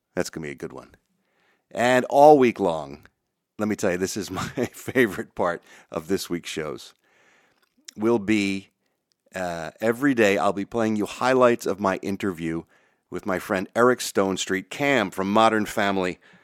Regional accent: Philadelphia, Pennsylvania, United States; moved away; I'm a proud Philly boy

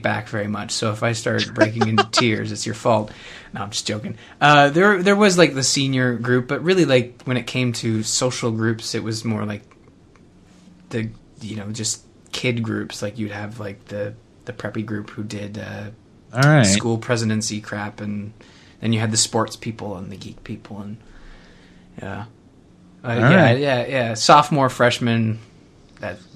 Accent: Canada; I'm Canadian

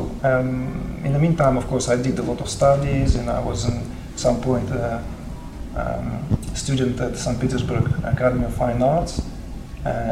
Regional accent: Uzbekistan; I was born in Uzbekistan

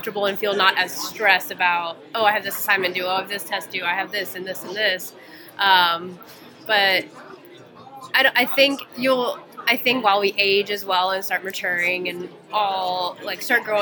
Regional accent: Atlanta, Georgia, United States; So I was born and raised in the South.

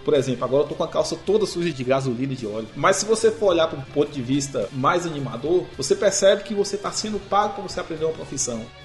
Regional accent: near Guanambi, Bahia, Brazil; moved away; vim de lá de Guanambi, lá perto da minha cidade

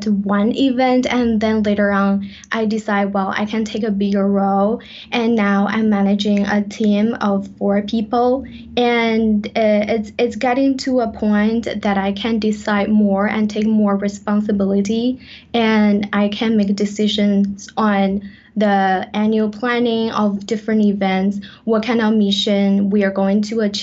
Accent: China; English is a second language; also born or lived in West Africa; now in Canada; I was born in China, and I started learning English when I was 3 years old

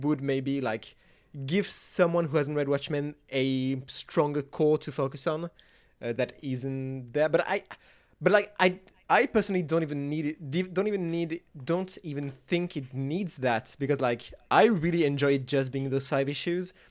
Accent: France; I'm, I'm French. I was raised on French and Belgian comics

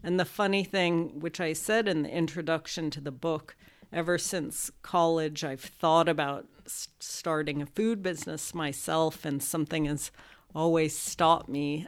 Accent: Los Angeles, California, United States; I grew up with the passion for food when I grew up in Los Angeles

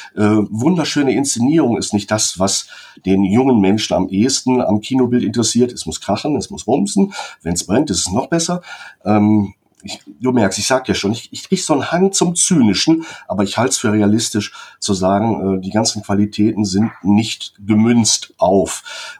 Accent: Germany; wir als Deutsche

